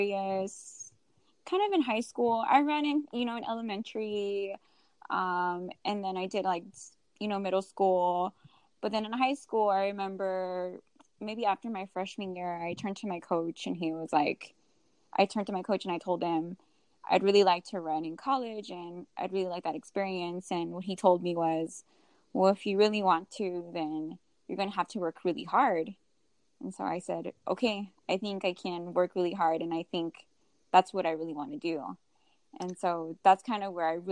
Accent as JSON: {"language": "English", "town": "McAllen", "region": "Texas", "country": "United States", "tie": "born or raised there", "also_born_or_lived": "Houston, Texas", "said": "I grew up in McAllen, Texas"}